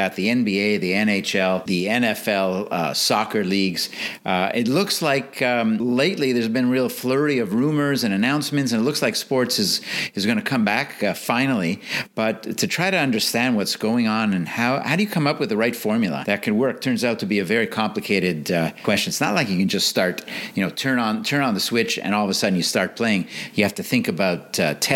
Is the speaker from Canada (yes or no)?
yes; Montreal, Quebec, Canada; I grew up in Montreal in Canada.